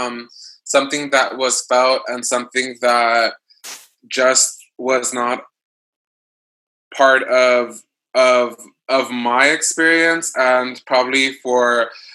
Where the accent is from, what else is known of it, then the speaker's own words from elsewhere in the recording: Los Angeles, California, United States; moved away as an adult; also born or lived in Amherst; I relocated to my hometown, Los Angeles